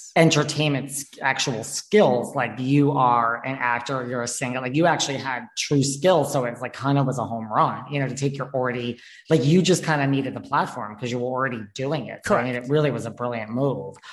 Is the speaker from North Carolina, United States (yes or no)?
no; New York, United States; I'm from New York too, but I still live here